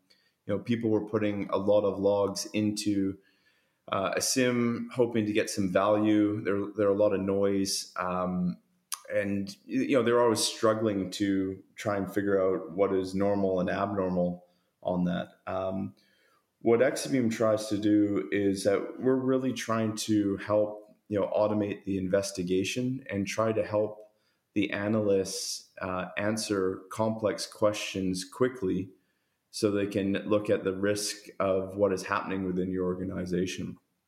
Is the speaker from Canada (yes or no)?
yes; Canada; accent: Canadian; now in Sydney, Australia; I've got a strong Canadian accent, but I've been in Australia around 18 years.